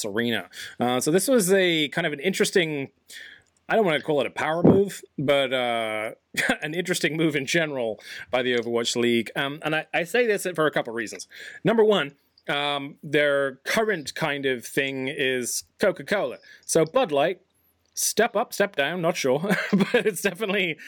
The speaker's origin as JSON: {"language": "English", "region": "England", "country": "United Kingdom", "said": "I'm from England."}